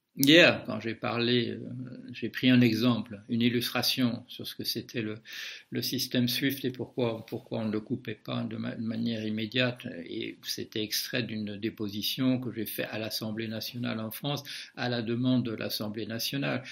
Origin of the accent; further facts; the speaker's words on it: Belgium; moved away; je suis belge de naissance